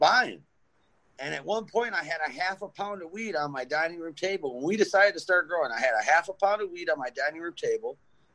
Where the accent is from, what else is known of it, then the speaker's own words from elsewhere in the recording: Detroit, Michigan, United States; now in Grayling, United States; I grew up in Detroit